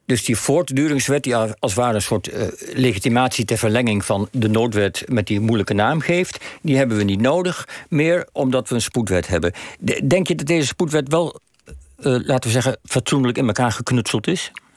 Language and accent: Dutch; Netherlands; wij als Nederlanders